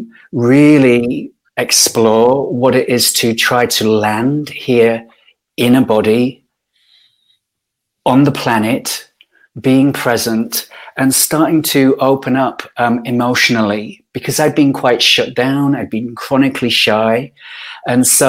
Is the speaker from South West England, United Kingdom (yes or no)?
no; Yorkshire and the Humber, United Kingdom; I grew up in Yorkshire, in Northern England.